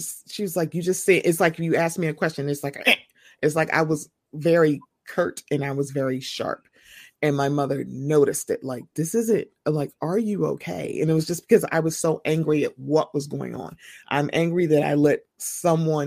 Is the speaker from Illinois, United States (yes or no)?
yes; Chicago, Illinois, United States; I'm from Chicago